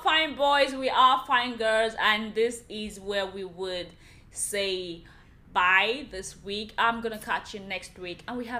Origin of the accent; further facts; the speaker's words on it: Nigeria; I am a Nigerian lady